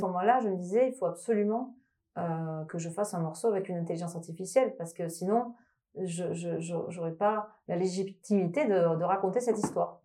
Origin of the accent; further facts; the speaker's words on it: Toulouse, Occitania, France; moved away; je viens de Toulouse, donc je suis toulousaine, peut peut-être entendre une petite sonorité dans, dans les intonations